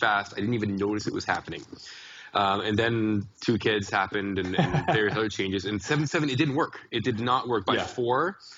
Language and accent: English; Canada; I'm a Canadian